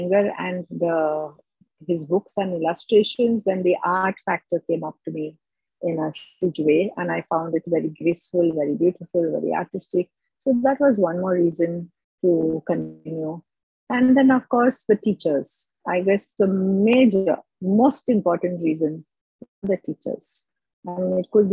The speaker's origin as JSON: {"language": "English", "country": "India", "lives_now": "Mumbai, India", "said": "being an Indian"}